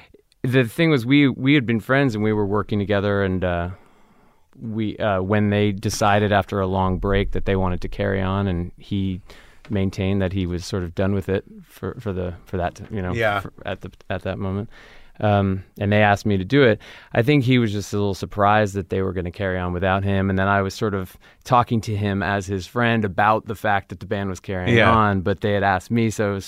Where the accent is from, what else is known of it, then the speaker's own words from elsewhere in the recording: California, United States; My sister and I are the only Californians.